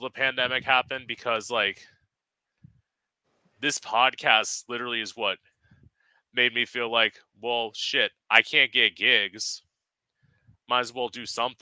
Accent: Florida, United States; also born or lived in Orlando, Florida; I live in Florida now

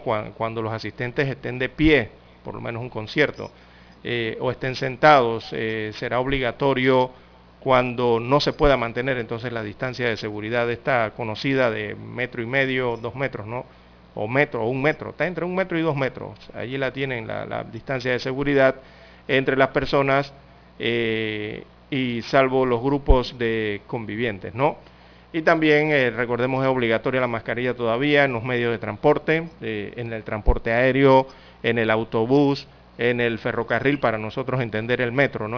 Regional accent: Panama; como panameño

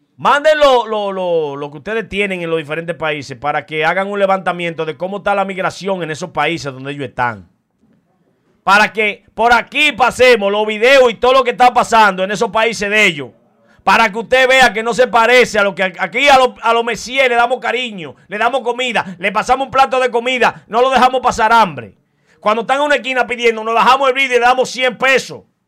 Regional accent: Dominican Republic; aquí en mi país

